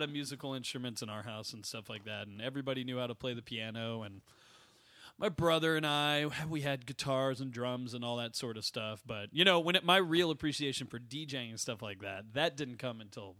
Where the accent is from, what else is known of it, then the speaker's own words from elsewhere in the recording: New York, United States; I'd say definitely from the borough of Manhattan.